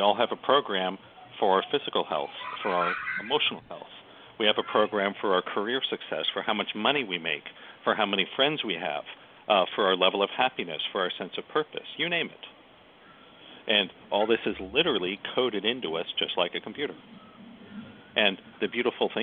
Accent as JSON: {"language": "English", "country": "United States", "said": "I'm an American"}